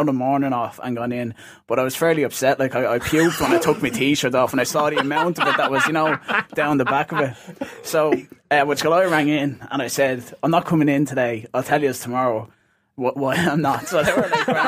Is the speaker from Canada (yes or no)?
no; Ireland; I'm an Irishman